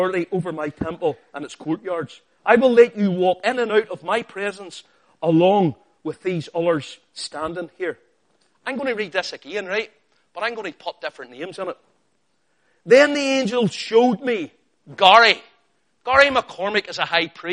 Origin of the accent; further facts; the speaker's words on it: Northern Ireland, United Kingdom; I'm Northern Irish and sometimes my pronunciation of names is different from yours